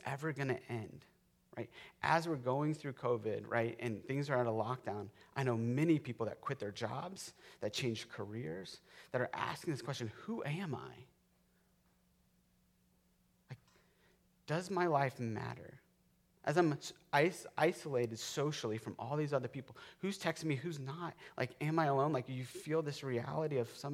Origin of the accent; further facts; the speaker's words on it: Florida, United States; I grew up in Florida. I grew up in the lightning capital of the world